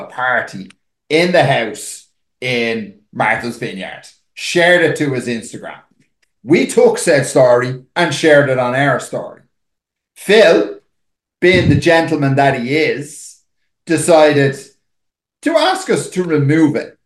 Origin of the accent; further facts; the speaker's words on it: Dublin, Leinster, Ireland; we're from Dublin.